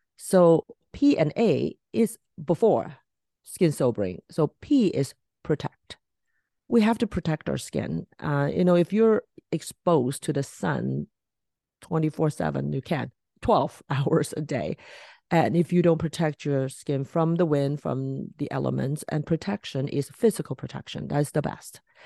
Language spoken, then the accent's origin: English; Hong Kong; moved away; I was from Hong Kong, so once a year I, I try to go back